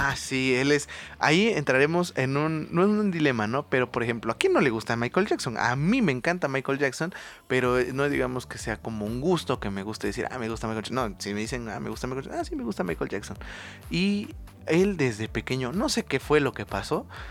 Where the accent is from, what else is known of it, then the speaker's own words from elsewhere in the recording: Oaxaca, Mexico; yo estudié fuera ¿no? del estado, nosotros somos de Oaxaca